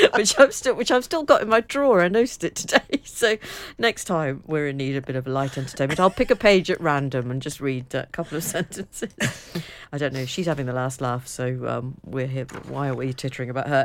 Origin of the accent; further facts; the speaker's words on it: near Liverpool and Southport, North West England, United Kingdom; we had to go into Liverpool for the Wimpy, and I think there was also one in Southport, but we didn't have one too close to home